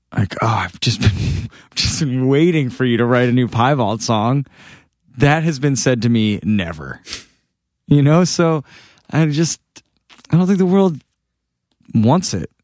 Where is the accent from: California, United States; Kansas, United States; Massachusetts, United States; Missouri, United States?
Massachusetts, United States; moved away as an adult; now in Los Angeles, United States; just being back in Massachusetts, it feels like where I was made